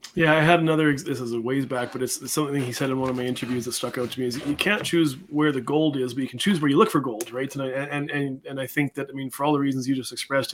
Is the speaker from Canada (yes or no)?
yes; Canada; I'm a Canadian